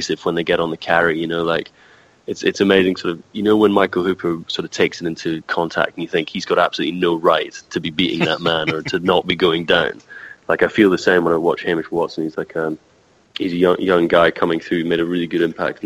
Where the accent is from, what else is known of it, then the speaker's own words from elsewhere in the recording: Scotland, United Kingdom; as a Scot